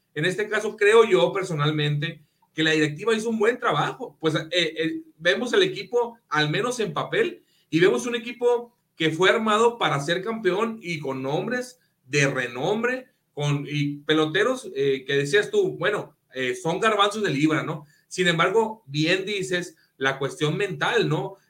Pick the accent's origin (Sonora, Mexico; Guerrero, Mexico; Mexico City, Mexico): Sonora, Mexico; Hermosillo; yo soy de Hermosillo